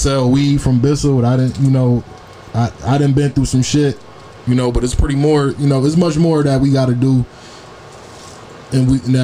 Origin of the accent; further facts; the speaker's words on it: Buffalo, New York, United States; we coming straight out of Buffalo